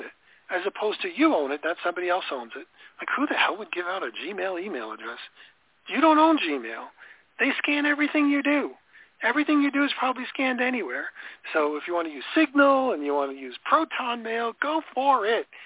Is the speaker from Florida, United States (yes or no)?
yes; Florida, United States; I'm from Florida